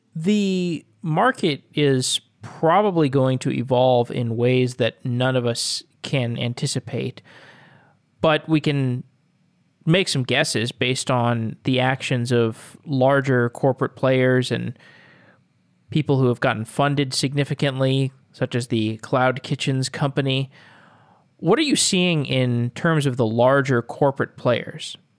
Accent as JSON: {"language": "English", "town": "Austin", "region": "Texas", "country": "United States", "said": "I'm from Austin"}